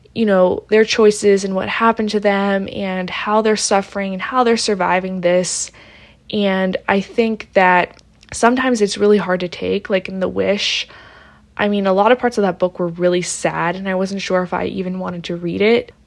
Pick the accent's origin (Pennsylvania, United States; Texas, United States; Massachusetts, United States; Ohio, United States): Pennsylvania, United States; Pittsburgh; I'm from Pittsburgh.